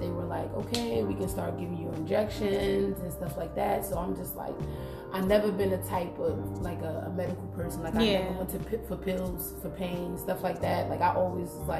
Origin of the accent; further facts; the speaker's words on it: Jersey City, New Jersey, United States; moved away as an adult; also born or lived in Newark, New Jersey; now in Washington, D.C., United States; I'm originally from Jersey City, New Jersey, born and raised.